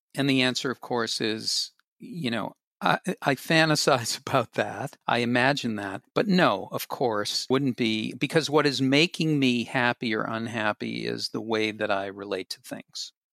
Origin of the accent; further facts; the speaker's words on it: Boston, Massachusetts, United States; I grew up in Boston, and I grew up in the middle floor of a three-decker apartment building